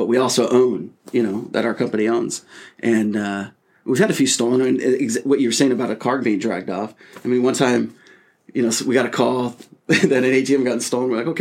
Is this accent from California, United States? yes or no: yes; Sacramento, California, United States; I'm from Northern California, in the Sacramento area